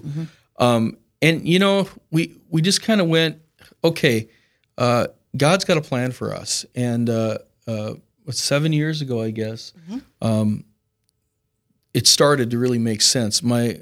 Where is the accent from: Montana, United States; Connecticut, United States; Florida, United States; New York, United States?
Montana, United States; Missoula; Well, I'm originally from Montana, Western Montana, Missoula is where I grew up.